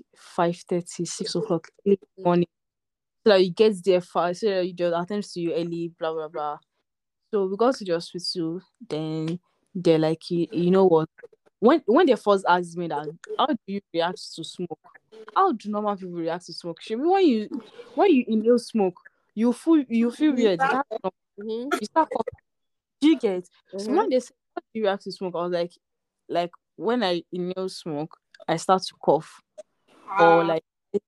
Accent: Nigeria; I'm Nigerian

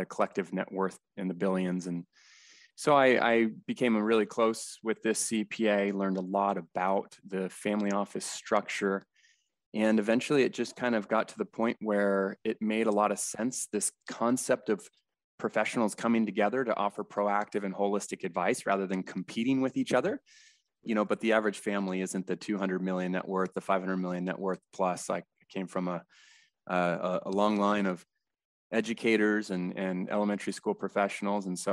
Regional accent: San Diego, California, United States; Born and raised in San Diego, still located here

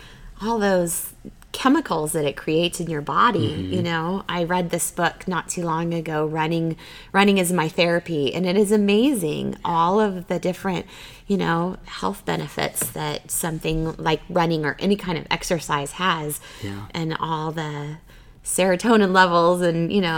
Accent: Arizona, United States; now in Boise, United States; I'm originally from Arizona where it is, you know, 365 hot.

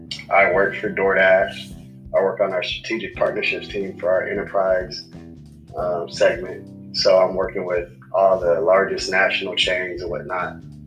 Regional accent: Homestead, Florida, United States; also born or lived in Pennsylvania / Arkansas; I was born in Pennsylvania, but I grew up in, like... Florida, at Homestead, Florida, down south, Dade County, you feel me? South of Miami

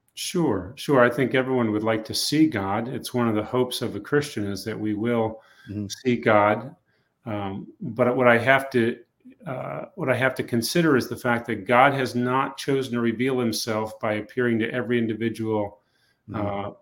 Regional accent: New England, United States; I grew up in New England

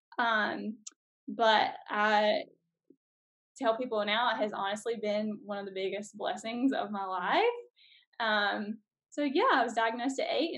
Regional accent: South Carolina, United States; moved away as an adult; now in Mississippi, United States; We're currently living in Mississippi and, we're from South Carolina

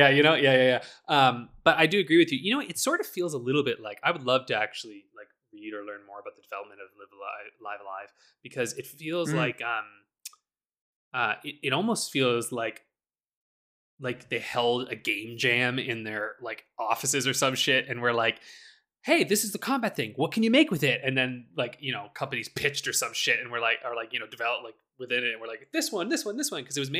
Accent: Canada; I'm from Canada.

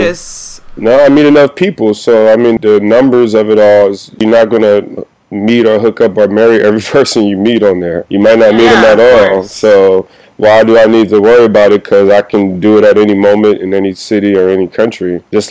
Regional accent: Compton, California, United States; Yeah, I'm from Compton.

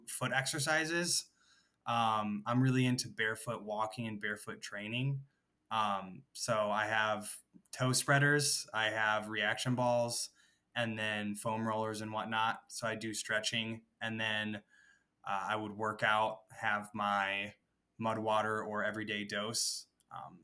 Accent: Midwest, United States; now in Los Angeles, United States; I am from the Midwest, but I currently reside in Los Angeles

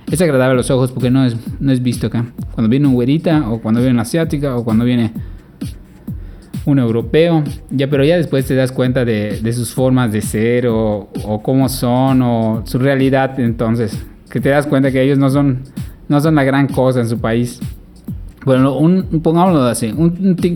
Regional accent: Mexico; obviamente yo soy mexicano, pero vamos a enfocarnos más en el tema mexicano.

